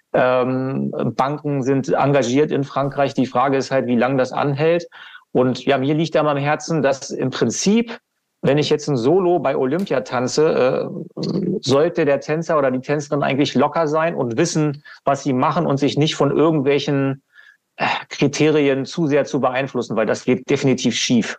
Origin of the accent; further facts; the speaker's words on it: Hannover, Lower Saxony, Germany; Das ist in Hannover, ne? meine Heimatstadt